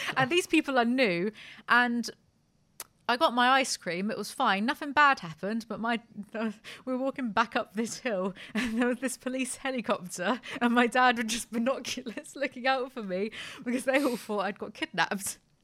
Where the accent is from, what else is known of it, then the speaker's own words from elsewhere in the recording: United Kingdom; I'm British